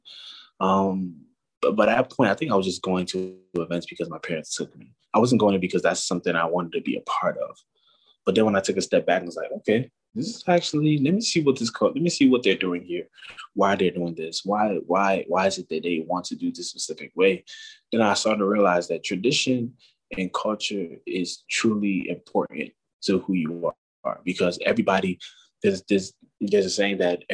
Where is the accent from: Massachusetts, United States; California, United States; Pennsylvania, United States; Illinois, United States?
California, United States; Oakland; I was born in Oakland, California